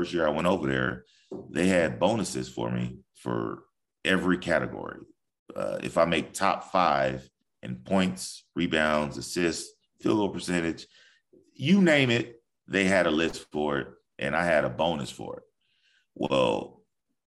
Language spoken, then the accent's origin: English; United States; I'm an American